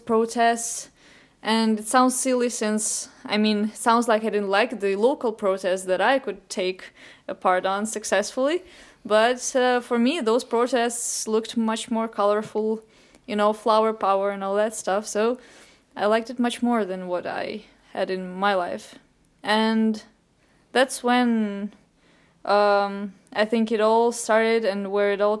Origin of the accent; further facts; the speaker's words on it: Ukraine; during the time when I was 12, 13, there were some drastic political changes in Ukraine, my home country